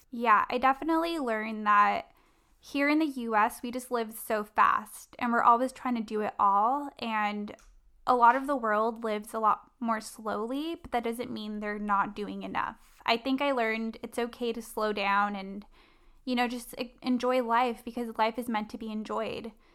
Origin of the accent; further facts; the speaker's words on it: La Palma, California, United States; I was raised in Orange County in a city called La Palma